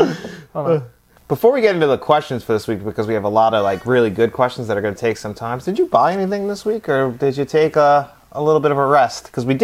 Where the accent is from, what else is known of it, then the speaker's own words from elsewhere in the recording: United States; I'm half Italian, half Irish. But we're both American